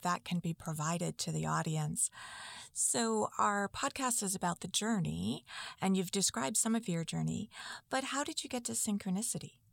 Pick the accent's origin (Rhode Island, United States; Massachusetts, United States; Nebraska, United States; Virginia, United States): Massachusetts, United States; Lynn; I grew up in Lynn